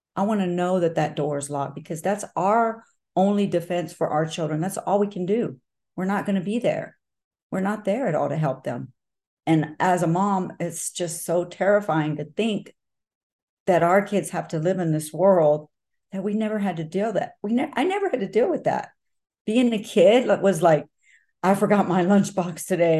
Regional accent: Texas, United States; it is my state, it is my hometown, and it's where I was born

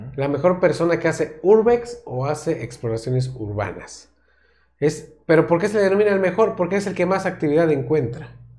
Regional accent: Mexico; todas las personas que somos de México

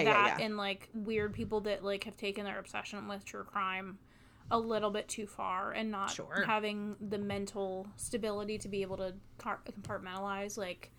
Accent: Wheeling, West Virginia, United States; I grew up in Wheeling.

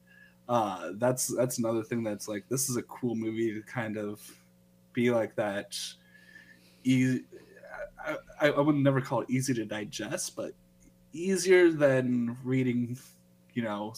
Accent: Nebraska, United States; growing up in Nebraska.

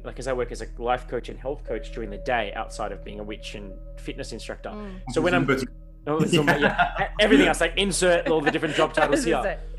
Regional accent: Melbourne, Victoria, Australia; So I'm from Melbourne

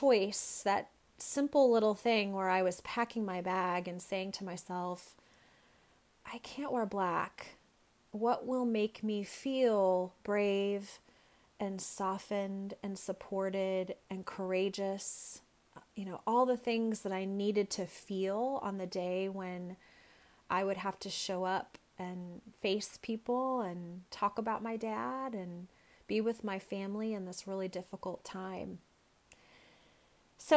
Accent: Dallas, Texas, United States; now in Boston, United States; Dallas, where I grew up

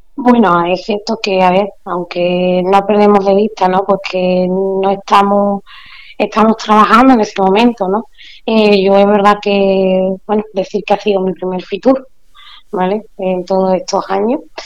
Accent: La Janda, Andalusia, Spain; Yo también soy de la Janda

